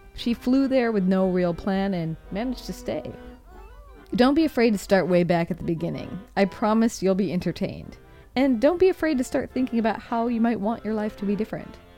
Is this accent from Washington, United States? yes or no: yes; Seattle, Washington, United States; moved away as an adult; also born or lived in Rome, Italy; now in San Francisco, United States; what I consider my hometown